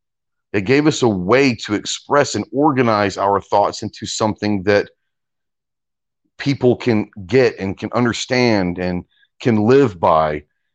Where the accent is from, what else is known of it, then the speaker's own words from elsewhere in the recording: United States; Now, maybe that's the arrogance of being an American.